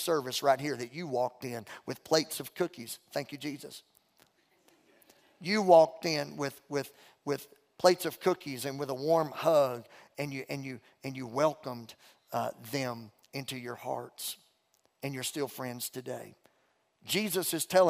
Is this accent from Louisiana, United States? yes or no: yes; Beauregard Parish, Louisiana, United States; moved away; I'm from Louisiana. Mom and Dad raised me and my sister in Beauregard Parish, Louisiana